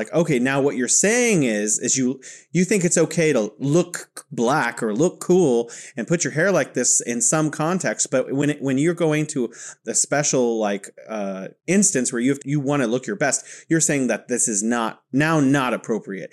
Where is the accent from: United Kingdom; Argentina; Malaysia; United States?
United States; California; now in Wuhan, China; I'm originally from California and living here in beautiful Wuhan, China